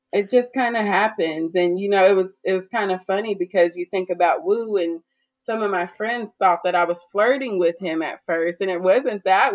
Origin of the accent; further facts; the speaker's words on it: Garland, Texas, United States; now in Austin, United States; I am from the Dallas, Texas area. I grew up um, specifically in Garland. I am Nigerian, but I've lived in the States my whole life.